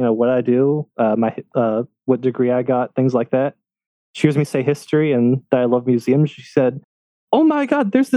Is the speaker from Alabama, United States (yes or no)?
yes; Aliceville, Alabama, United States; also born or lived in Mobile, Alabama; Aliceville's where I grew up. It's about an hour away from Tuscaloosa in the middle of nowhere, Alabama